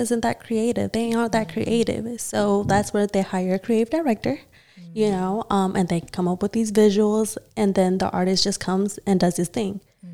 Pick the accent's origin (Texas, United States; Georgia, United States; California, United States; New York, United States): Georgia, United States; Gwinnett County; I'm from Gwinnett too